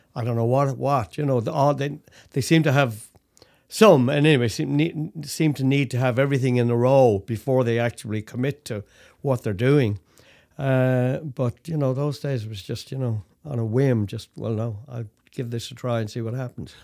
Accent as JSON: {"language": "English", "town": "Dublin", "region": "Leinster", "country": "Ireland", "tie": "born or raised there", "also_born_or_lived": "Toronto, Canada", "moved": "as an adult", "lives_now": "Canada", "said": "I'm from Dublin, Ireland, brought up in Dublin, Ireland, left Dublin when I was nineteen"}